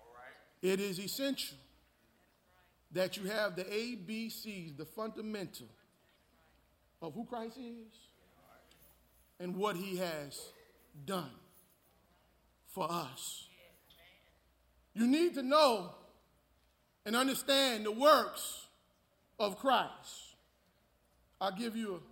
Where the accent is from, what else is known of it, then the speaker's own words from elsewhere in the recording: North Brunswick, New Jersey, United States; now in Houston, United States; I'm from North Brunswick, New Jersey